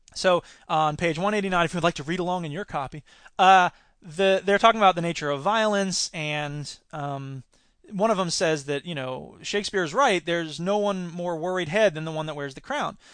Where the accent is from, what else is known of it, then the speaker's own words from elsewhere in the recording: Florida, United States; my home state